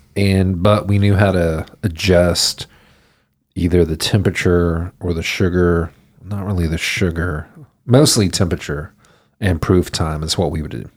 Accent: Houston, Texas, United States; also born or lived in Denton / New York; I grew up in Houston.

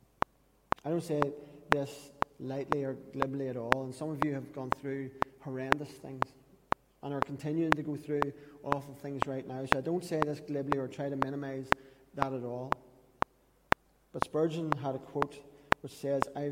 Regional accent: Katesbridge, Northern Ireland, United Kingdom; That's literally where we're from.

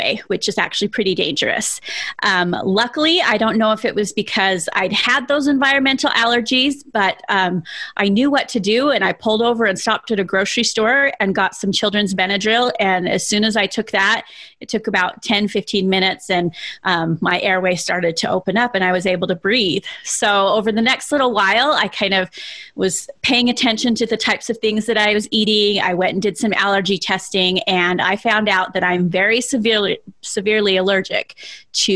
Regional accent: South Jordan, Utah, United States; I grew up in South Jordan, Utah

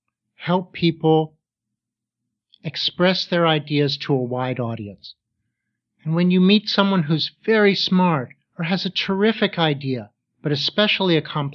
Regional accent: Pittsburgh, Pennsylvania, United States; Well, I grew up in Pittsburgh, Pennsylvania.

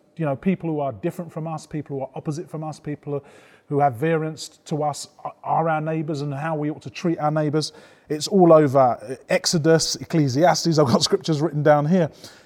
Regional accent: United Kingdom; I was born here and my parents were born in the British Empire as British subjects

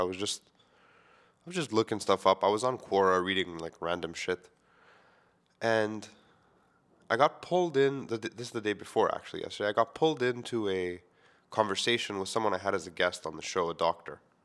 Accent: Montreal, Quebec, Canada; I grew up within the Greek community in Montreal

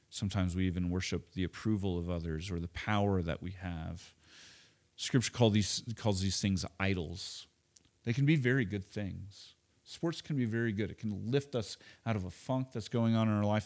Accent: Oklahoma, United States; moved away; also born or lived in Chicago; I grew up in Oklahoma

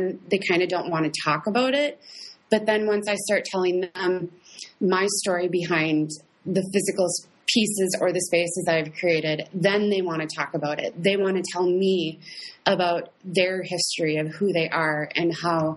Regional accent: Fergus Falls, Minnesota, United States; I am originally from Fergus Falls, Minnesota

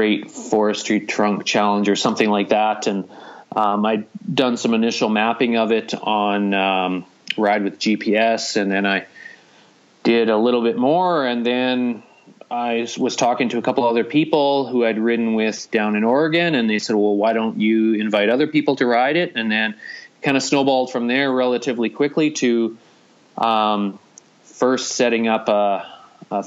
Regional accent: Hinton, Alberta, Canada; we're located on the Alberta Rockies route, conveniently right in my hometown

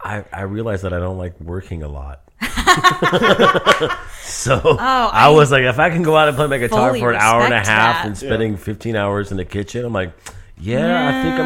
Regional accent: Manhattan, New York, United States; You know, I'm from Manhattan.

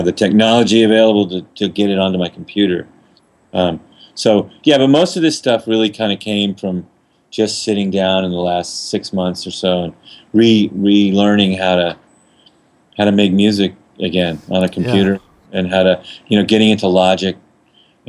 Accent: New Orleans, Louisiana, United States; I'm from New Orleans

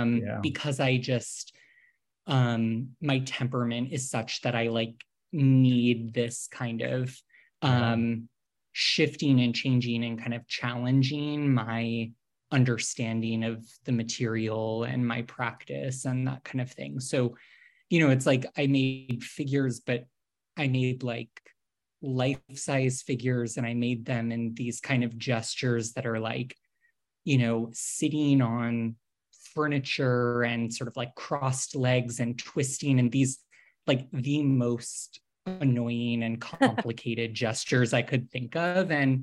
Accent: Northeast, United States; I grew up in the Northeast. So, you know, went on school trips to like Plymouth, Massachusetts to go see like the Plymouth Wax Museum

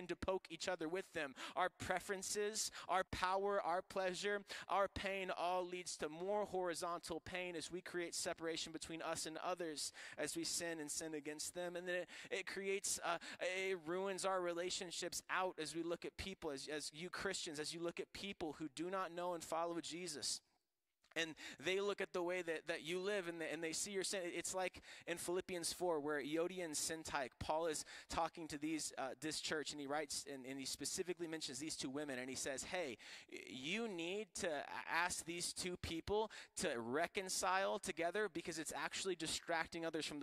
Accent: Florida, United States; I'm from Florida, and on golf courses, we deal with alligators

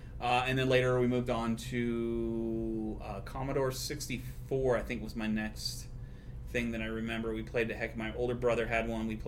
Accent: Torrance, California, United States; also born or lived in Texas; Torrance, California.

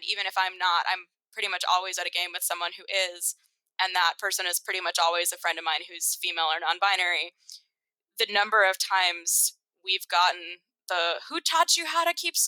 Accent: Massachusetts, United States; I grew up in Massachusetts.

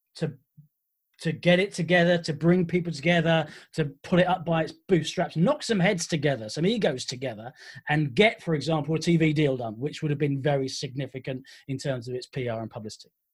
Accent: Essex, East of England, United Kingdom; when I was a kid, I grew up in Essex

